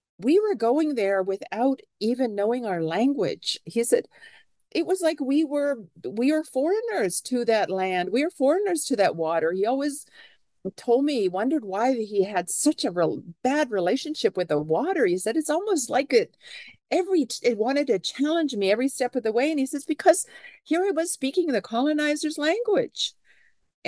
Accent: Canada; now in Seattle, United States; I am a Canadian citizen

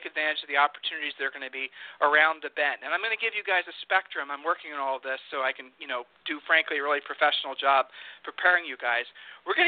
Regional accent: Texas, United States; my home state here. Houston

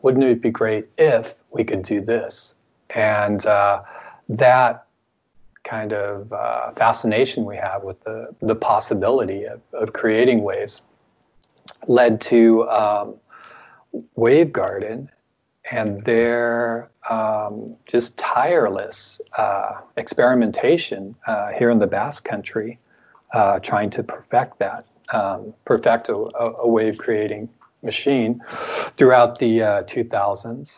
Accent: United States; now in France; speaking as an American

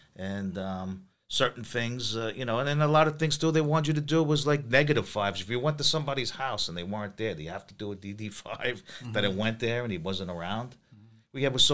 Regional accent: Long Island, New York, United States; I'm from Long Island.

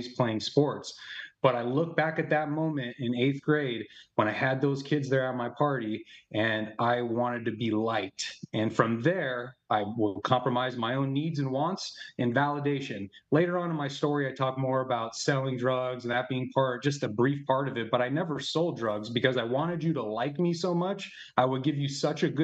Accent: Arizona, United States; I'm from Arizona and big Italian family

